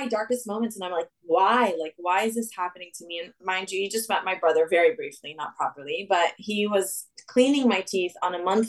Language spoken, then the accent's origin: English; Saudi Arabia; also born or lived in Lebanon; I mean, I'm originally Lebanese. I spent my summers in Lebanon. I grew up in Saudi.